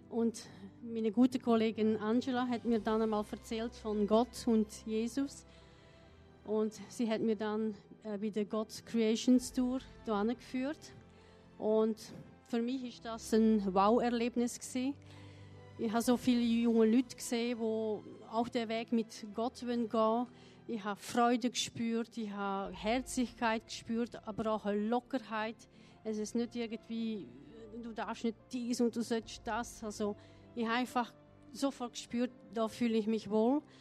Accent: Belgium; now in Vietnam; Ich bin geboren und aufgewachsen in Belgien.

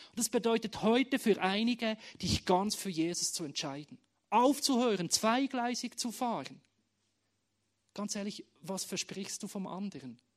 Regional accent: Bern, Switzerland; now in Schaffhausen, Switzerland; Es hat für mich bedeutet, meine Heimat loszulassen, aus Bern, und jeder weiß, im Himmel wird Berndeutsch gesprochen, wegzuziehen auf Schaffhausen, was auch wunderschön ist und gut ist, aber nicht meine Heimat ist.

